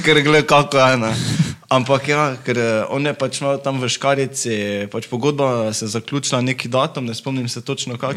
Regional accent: Carinthia, Slovenia; now in Maribor, Slovenia; rodil sem se v Slovenki, tako da sem bil iz Koroške. Pred desetimi leti sem se preselil v Maribor z mamo.

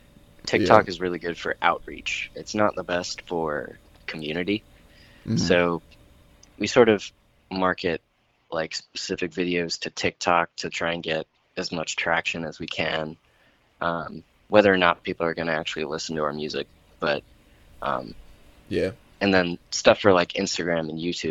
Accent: PA, Pennsylvania, United States; moved away; I have some friends in my hometown in PA

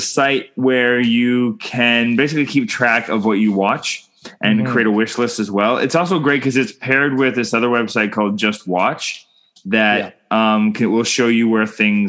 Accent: Canada

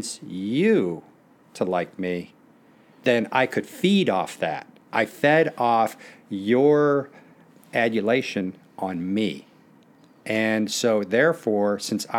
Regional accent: Naperville, Illinois, United States; also born or lived in Youngstown, Ohio / Beirut, Lebanon; I really enjoyed growing up in Naperville

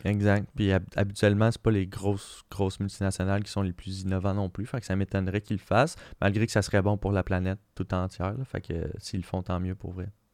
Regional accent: Quebec, Canada; on est on est super créatif au Québec

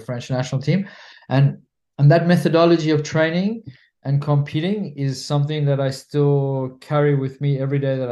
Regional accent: South Africa; also born or lived in France; now in Spain; I'm a South African national living in Spain

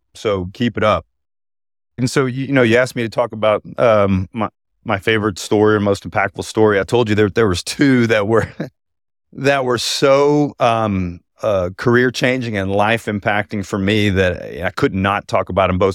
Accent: Houston, Texas, United States; my hometown of Houston

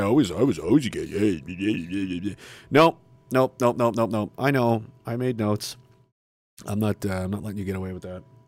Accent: Canada; being a citizen of this country

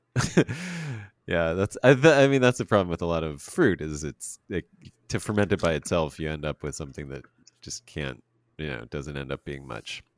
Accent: Pennsylvania, United States; we don't do grapes very well in Pennsylvania

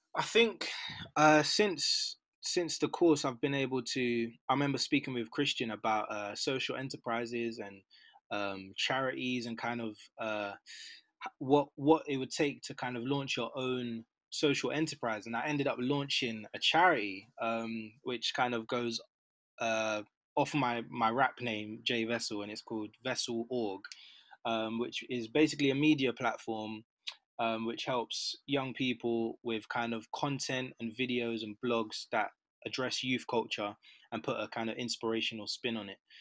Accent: London, United Kingdom; I'm a Londoner, so North London, Mill Hill, Edgware, um, in and around there since kind of I was born

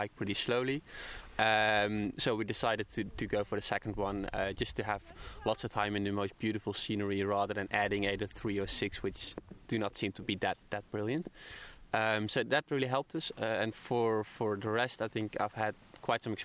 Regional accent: Netherlands; now in Brisbane, Australia; I'm from the Netherlands, but I live in Brisbane at the moment

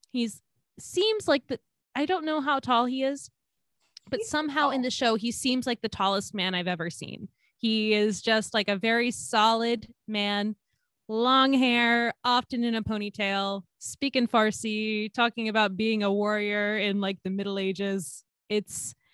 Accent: Georgia, United States; grew up in Georgia

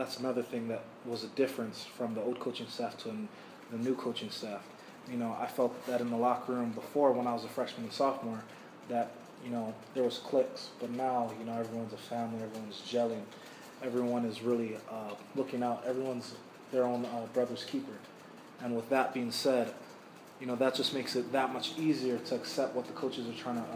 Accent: Hawaii, United States; moved away; I'm from Hawaii

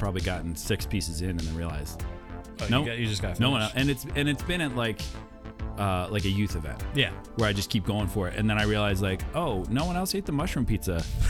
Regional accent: Iowa, United States; I grew up in Iowa, so there's a lot of corn out there.

